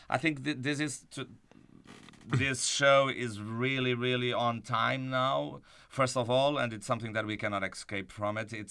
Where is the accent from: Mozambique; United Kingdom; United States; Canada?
Mozambique; born there; It's my story that I was born in Mozambique